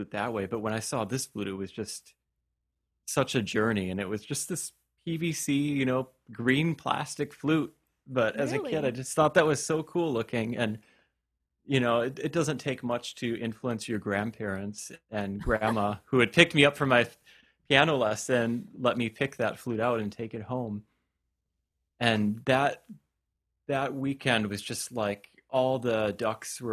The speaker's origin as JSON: {"language": "English", "town": "Stevens Point", "region": "Wisconsin", "country": "United States", "tie": "born or raised there", "said": "it was at a music store in Stevens Point, my hometown"}